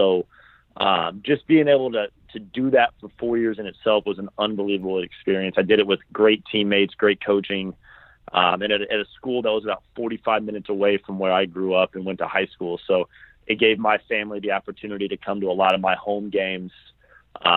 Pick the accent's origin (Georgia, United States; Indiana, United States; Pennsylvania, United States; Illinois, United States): Indiana, United States; Mooresville; I'm from Mooresville, Indiana, which is about 30 minutes southwest of downtown Indianapolis